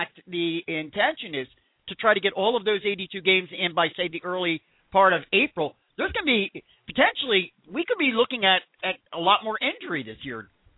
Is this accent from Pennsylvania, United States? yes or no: yes; Philadelphia, Pennsylvania, United States; I'm from the Philly area